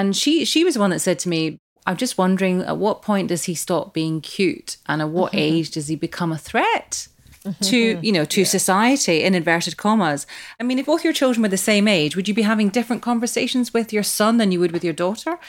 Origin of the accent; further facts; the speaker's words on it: Glasgow, Scotland, United Kingdom; I mean, I grew up in Glasgow. There weren't that many Asians there at that point in the 70s